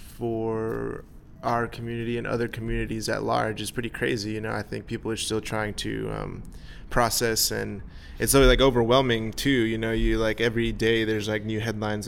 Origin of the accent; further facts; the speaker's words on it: Texas, United States; growing up in Texas